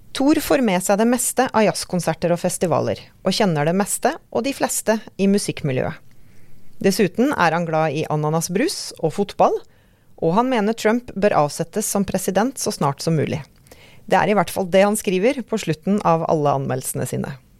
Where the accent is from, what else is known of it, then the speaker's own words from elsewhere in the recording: Oslo, Norway; now in Molde, Norway; jeg er fra Oslo